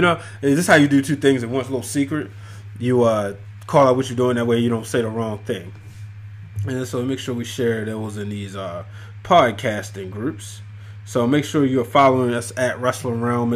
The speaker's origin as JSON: {"language": "English", "town": "Baltimore", "region": "Maryland", "country": "United States", "said": "I'm from Baltimore, Maryland"}